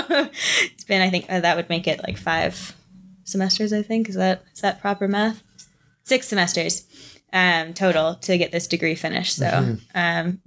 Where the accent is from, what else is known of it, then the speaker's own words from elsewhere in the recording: near London, Ontario, Canada; also born or lived in Toronto; I ended up moving back closer to my hometown. So I moved back to London area